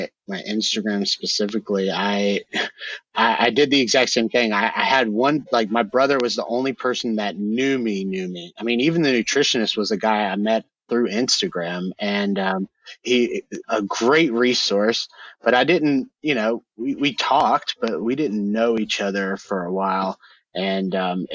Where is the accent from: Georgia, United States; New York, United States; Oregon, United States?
Georgia, United States; my home state here in Georgia